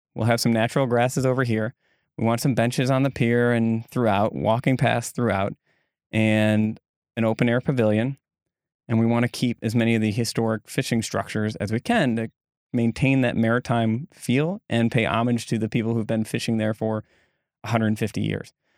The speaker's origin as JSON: {"language": "English", "town": "Egg Harbor", "region": "Wisconsin", "country": "United States", "tie": "born or raised there", "said": "I grew up in Egg Harbor"}